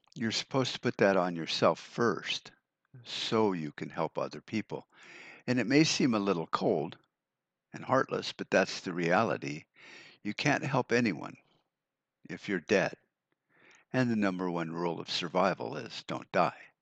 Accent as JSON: {"language": "English", "country": "United States"}